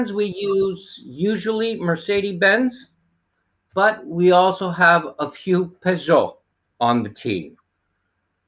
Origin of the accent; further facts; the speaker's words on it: Greece; also born or lived in Canada / Crete; I was born in Canada, raised here in Greece.